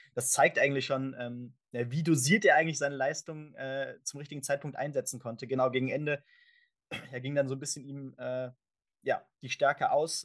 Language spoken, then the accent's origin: German; Germany; für uns natürlich auch als Deutsche